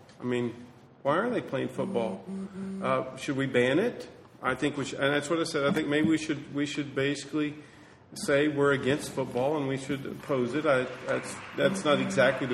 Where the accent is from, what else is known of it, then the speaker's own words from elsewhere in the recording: West Texas, United States; I'm from West Texas